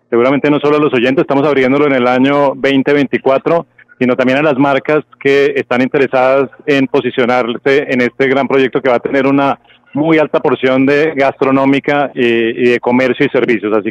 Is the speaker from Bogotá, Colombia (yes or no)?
yes; Bogotá, Colombia; A ver, eh, yo soy de Bogotá, pero